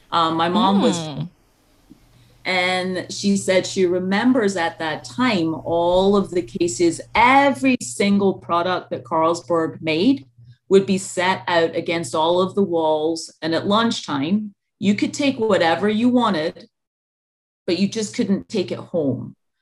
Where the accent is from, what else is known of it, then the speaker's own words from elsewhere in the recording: Scotland, United Kingdom; moved away; So In the UK, alcohol is a kind of like national pastime, pretty much. I just came back from there, and I was just over on vacation. It'd been like 10 years since I'd been back home